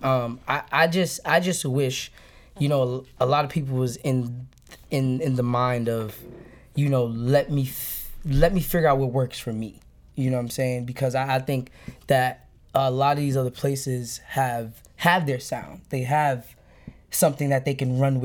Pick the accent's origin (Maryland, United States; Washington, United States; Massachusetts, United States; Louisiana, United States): Massachusetts, United States; Brockton; now in Boston, United States; I was born in Boston, but I rep Brockton because that's just a place where I hopped off the stoop